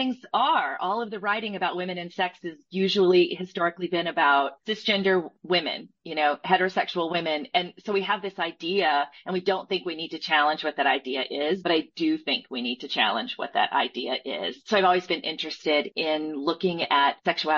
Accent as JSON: {"language": "English", "region": "Southeastern United States", "country": "United States", "tie": "born or raised there", "said": "I was raised in the Southeastern United States"}